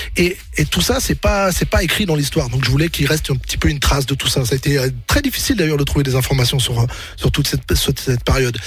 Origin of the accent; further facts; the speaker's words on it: Rennes, Brittany, France; moved away; moi, j'étais de Rennes